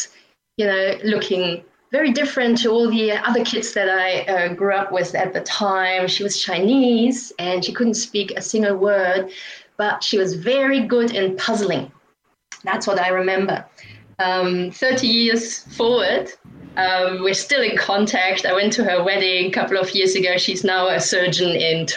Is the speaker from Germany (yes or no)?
yes; Aachen, North Rhine-Westphalia, Germany; moved away; I grew up in Germany on the border to Netherlands and Belgium, in a town called Aachen.